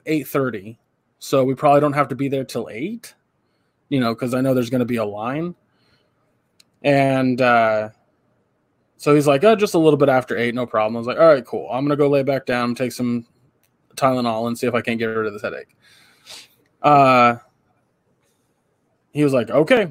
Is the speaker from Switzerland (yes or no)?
no; California, United States; As a Californian